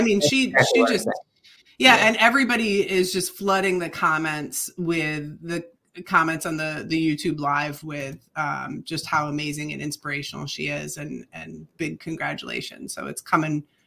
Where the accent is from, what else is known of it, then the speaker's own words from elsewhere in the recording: Michigan, United States; accent: Upper Midwest; moved away; I I am originally from Michigan, and my ancestors um, immigrated in from Croatia into Michigan